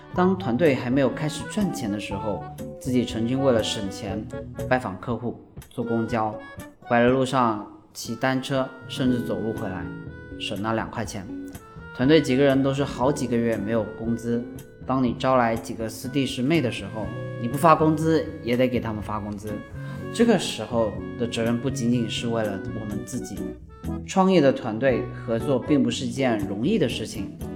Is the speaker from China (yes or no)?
yes; Shenzhen, Guangdong, China; 我从小就在深圳长大，呃，很喜欢深圳这座城市